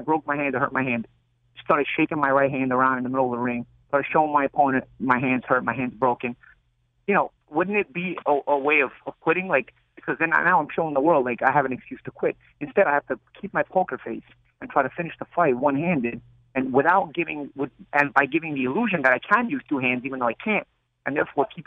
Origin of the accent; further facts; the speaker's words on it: New York, United States; I'm from New York. I'm original New York